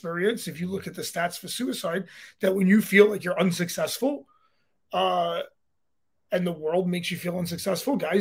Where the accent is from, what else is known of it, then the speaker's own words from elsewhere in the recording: New York City, New York, United States; I'm a Brooklyn boy, baby. Like, I'm from New York